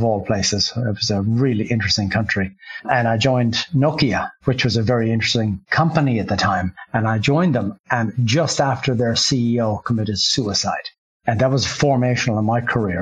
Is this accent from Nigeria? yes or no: no; Ireland; moved away as an adult; I grew up in Ireland